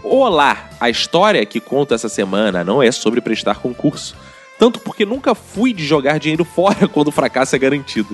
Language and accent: Portuguese; Rio de Janeiro, Brazil; accent: carioca; gente tem sotaque de carioca.